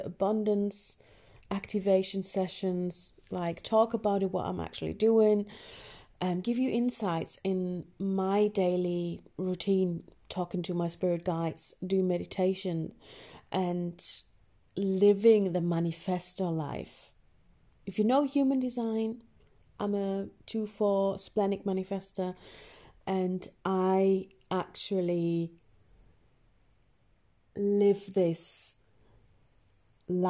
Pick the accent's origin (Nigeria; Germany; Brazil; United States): Germany; accent: German; Northern English; English is a second language; moved away as an adult; also born or lived in Northern England; now in England, United Kingdom; I was born in Germany